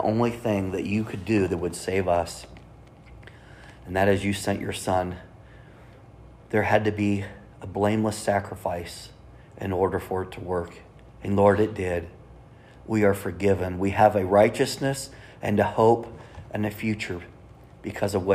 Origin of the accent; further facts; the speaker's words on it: Kansas City, Missouri, United States; we're from Kansas City